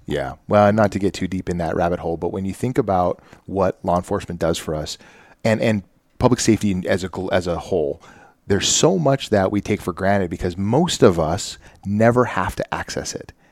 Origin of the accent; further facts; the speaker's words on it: the Northwest, Pacific Northwest, United States; moved away; as a child growing up in the Northwest